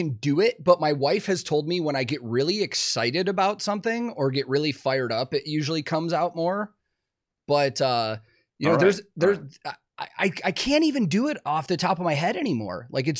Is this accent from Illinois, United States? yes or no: yes; Chicago, Illinois, United States; accent: Chicago; I grew up in Chicago, and Chicago has an interesting dialect, like, we change a lot of things. My accent has leveled out over the years